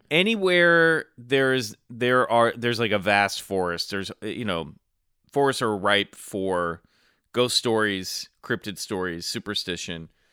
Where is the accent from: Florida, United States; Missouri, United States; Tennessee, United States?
Missouri, United States; Kansas City; moved away as an adult; when I was growing up in Kansas City, there was nothing going on